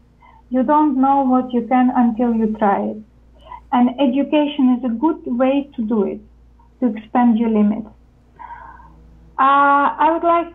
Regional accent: Ukraine; moved away as an adult; also born or lived in United States; now in Netherlands; I come originally from Ukraine. I'm Ukrainian

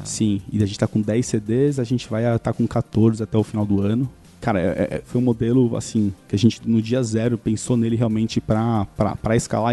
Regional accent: São Caetano do Sul, São Paulo, Brazil; eu sou de São Caetano

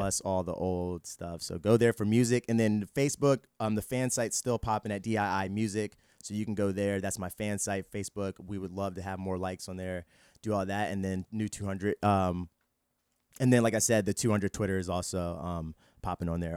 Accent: Fredericksburg, Virginia, United States; moved away as an adult; also born or lived in Harlem, New York / Orlando, Florida; we moved to Fredericksburg, Virginia is where I, like, grew up

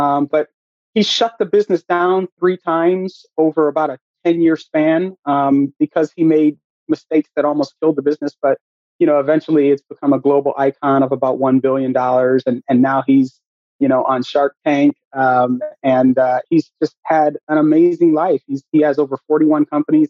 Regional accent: Akron, Ohio, United States; I'm born and raised in Akron, Ohio

